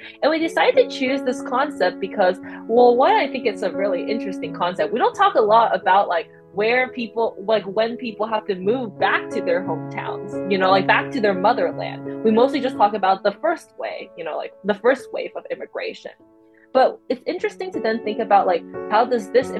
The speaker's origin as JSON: {"language": "English", "town": "Fremont", "region": "California", "country": "United States", "said": "my home is 3700 Cherokee Street, Fremont, California"}